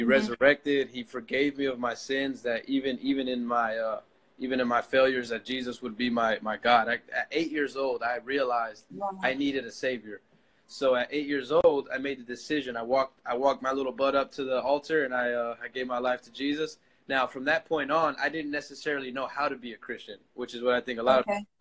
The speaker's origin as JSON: {"language": "English", "town": "Orlando", "region": "Florida", "country": "United States", "tie": "born or raised there", "said": "I grew up in Orlando, Florida. I was born and raised there"}